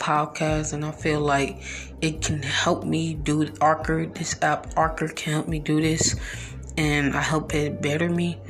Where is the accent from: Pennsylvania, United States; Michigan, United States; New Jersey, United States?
Michigan, United States; Detroit; I'm 15 years old. I'm in the 9th grade, and I'm from Detroit, Michigan.